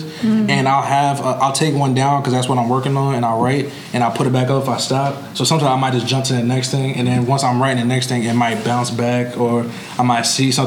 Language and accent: English; New York, United States; moved away; I'll fly back to New York and I'll buy out a theater for everyone to see it, like in my hometown